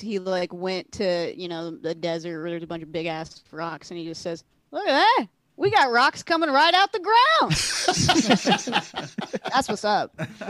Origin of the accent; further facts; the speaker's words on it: Central California, United States; I'm from Central California